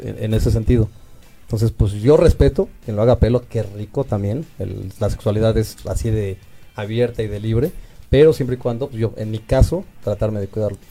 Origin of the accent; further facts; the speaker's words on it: Mexico; como gays y como mexicanos